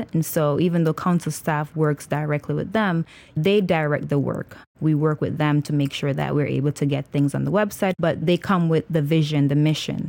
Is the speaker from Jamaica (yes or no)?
yes; Jamaica; now in Philadelphia, United States; I am originally from Jamaica